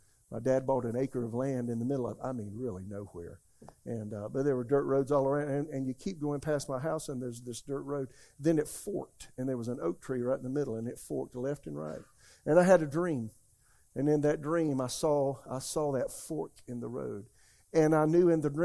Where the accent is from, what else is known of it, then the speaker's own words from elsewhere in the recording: Florence, South Carolina, United States; my hometown, Florence, South Carolina